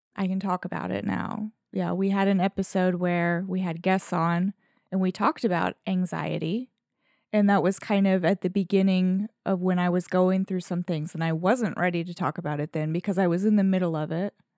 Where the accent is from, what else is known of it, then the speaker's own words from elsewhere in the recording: Southern, United States; accent: Southern; I get more Southern in my accent